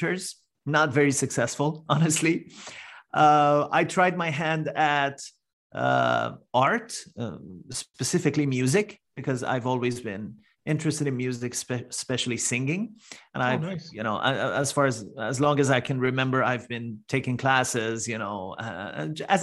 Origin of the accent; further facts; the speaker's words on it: Iran; English is a second language; moved away as an adult; now in Canada; I'm originally from Iran